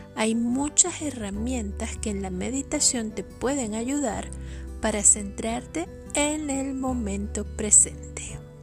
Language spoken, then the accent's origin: Spanish; Venezuela; Yo soy venezolana